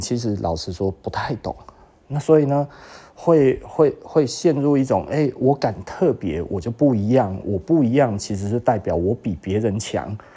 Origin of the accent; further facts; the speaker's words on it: Taiwan; 我们台湾这一边